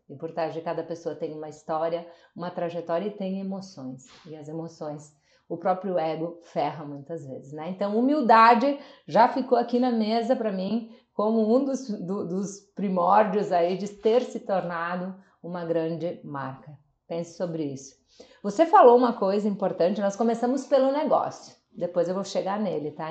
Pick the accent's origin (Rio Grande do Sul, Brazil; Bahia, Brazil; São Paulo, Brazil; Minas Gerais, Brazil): Rio Grande do Sul, Brazil; Nova Roma do Sul; eu sou natural de Nova Roma do Sul, interior do Rio Grande do Sul